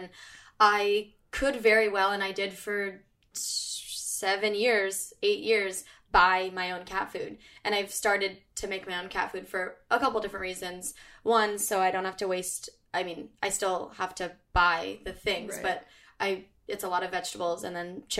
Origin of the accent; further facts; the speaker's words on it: California, United States; now in New York, United States; And only because we're from California, I know.